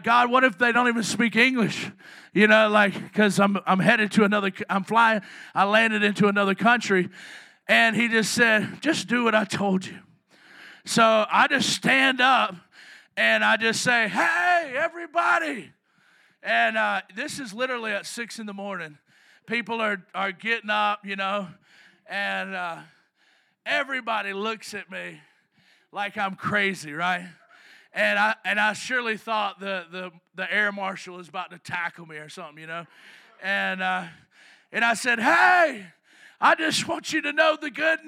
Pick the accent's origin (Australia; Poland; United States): United States; the South; I'm from the South.